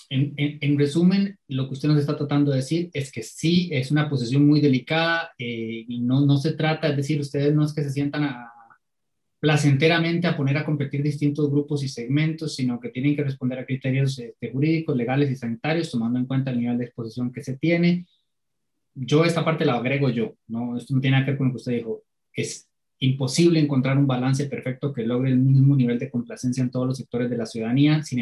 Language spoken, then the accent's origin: Spanish; Cartago, Costa Rica; Yo, por ejemplo, soy de Cartago y tenemos semanas de estar entre los cinco cantones con más casos nuevos por día.